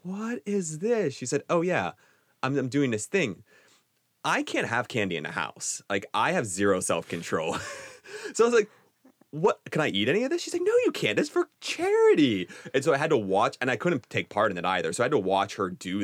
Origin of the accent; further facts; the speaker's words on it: United States; accent: American; I am very American with my speech